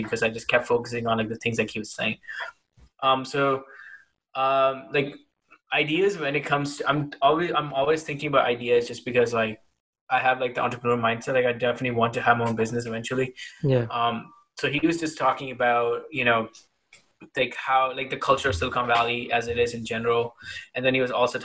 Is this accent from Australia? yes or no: no; India; moved away; when I was growing up in India